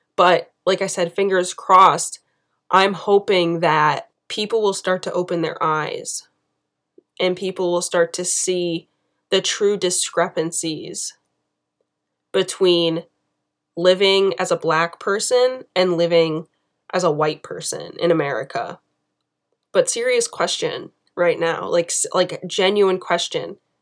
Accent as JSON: {"language": "English", "country": "United States", "said": "being an American"}